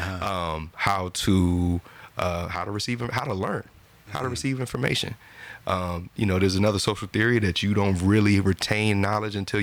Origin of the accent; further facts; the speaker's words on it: New Jersey, United States; I'm from Jersey